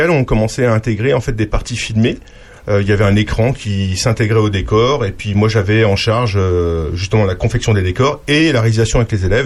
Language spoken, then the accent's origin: French; Grand Est, France; now in Lyon, France; euh, je suis originaire d'Alsace. Hein. Euh, j'ai passé un an en région parisienne comme euh, tout jeune prof qui se respecte.